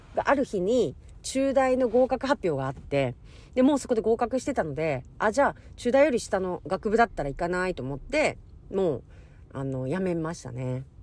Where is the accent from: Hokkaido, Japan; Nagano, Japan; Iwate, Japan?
Hokkaido, Japan; 私たち北海道から出身